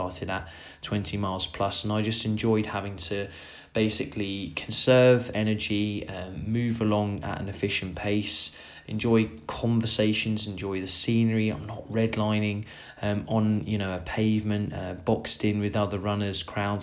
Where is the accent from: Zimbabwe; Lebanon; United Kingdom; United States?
United Kingdom; Suffolk, East of England; near where I grew up in Suffolk